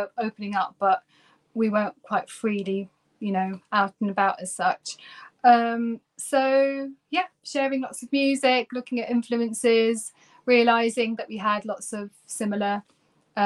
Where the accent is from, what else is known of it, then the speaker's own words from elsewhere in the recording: Turkey; moved away as an adult; now in United Kingdom; I'm actually originally from Turkey